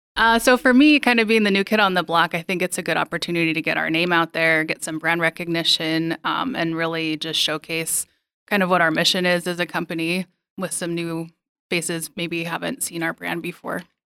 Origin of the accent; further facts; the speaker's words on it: Billings, Montana, United States; moved away; I was born here as well, but it took me leaving, uh, and coming back to appreciate Billings a little bit more